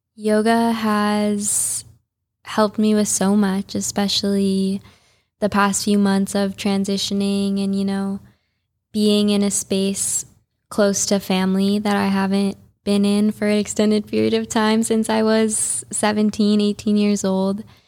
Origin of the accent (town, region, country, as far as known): Highland Park, Illinois, United States; born or raised there; moved away as an adult; also born or lived in San Diego / Costa Rica / Guatemala; now in Juneau, United States